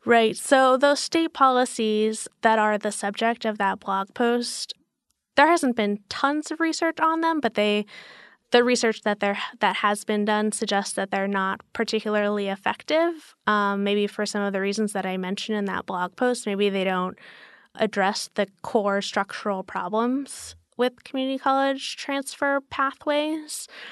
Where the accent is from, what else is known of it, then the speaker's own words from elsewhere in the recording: Albuquerque, New Mexico, United States; moved away; also born or lived in Portland, Oregon / New York; I'm from the Southwest. I grew up in Albuquerque, New Mexico.